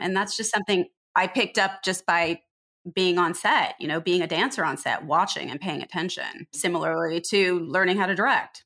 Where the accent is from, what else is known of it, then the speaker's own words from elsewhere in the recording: Riverside, California, United States; also born or lived in Pomona, California; now in Los Angeles, United States; I grew up in Pomona and Riverside.